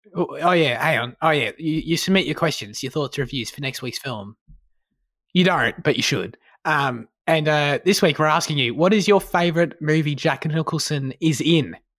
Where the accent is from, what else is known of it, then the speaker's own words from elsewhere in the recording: Australia; as an Australian